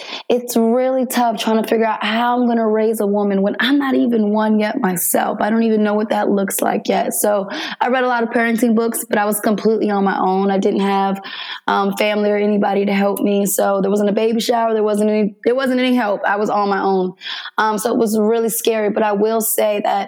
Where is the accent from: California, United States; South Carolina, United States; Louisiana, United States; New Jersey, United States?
New Jersey, United States; Jersey City; moved away as an adult; I was born in Jersey City, New Jersey